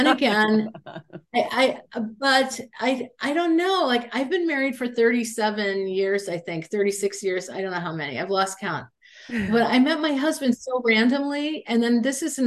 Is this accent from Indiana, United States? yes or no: yes; Indiana, United States; moved away; I'm from Indiana.